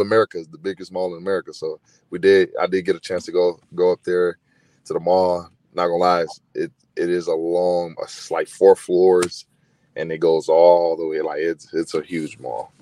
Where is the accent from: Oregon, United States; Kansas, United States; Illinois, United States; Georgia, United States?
Illinois, United States; Chicago; also born or lived in Eastern Kentucky; I was born in Chicago.